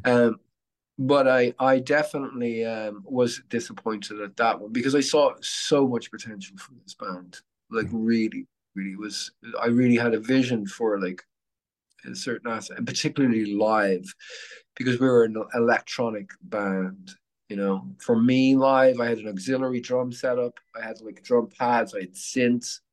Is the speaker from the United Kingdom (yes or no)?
no; Dublin, Leinster, Ireland; moved away as an adult; now in Phoenix, United States; I'm Irish